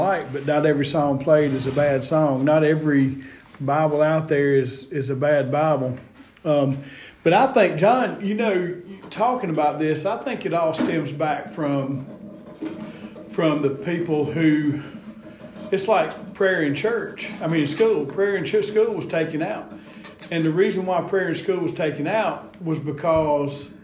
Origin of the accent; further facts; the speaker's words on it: Atlanta, Georgia, United States; I grew up in Metro Atlanta